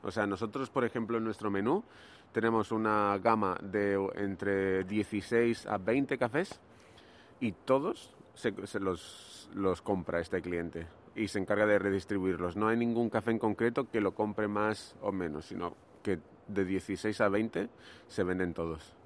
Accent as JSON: {"language": "Spanish", "town": "Granada", "region": "Andalusia", "country": "Spain", "also_born_or_lived": "Barcelona", "moved": "as an adult", "said": "Yo soy de Granada, que es una ciudad que está al sur de España"}